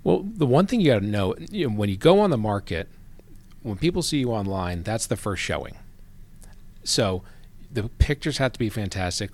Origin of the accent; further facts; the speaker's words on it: Gwinnett, Georgia, United States; also born or lived in New Jersey; I grew up here in Gwinnett. So I came here, uh, spent ten years in New Jersey, and then my dad got transferred down here in eighty-eight